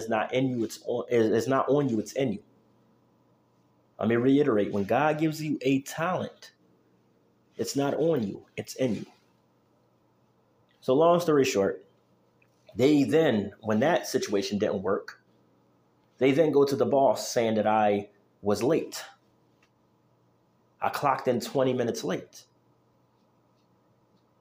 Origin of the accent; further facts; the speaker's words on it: Philadelphia, Pennsylvania, United States; moved away; also born or lived in Idaho; I'm from Philly. I'm not from here. You know, I'm not from Idaho